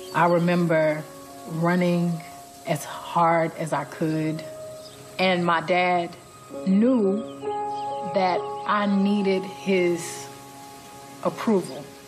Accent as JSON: {"language": "English", "town": "New Orleans", "region": "Louisiana", "country": "United States", "said": "I'm from New Orleans."}